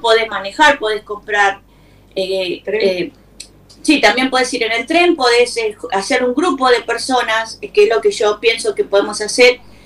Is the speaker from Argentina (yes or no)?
yes; Argentina; now in United States; todos los argentinos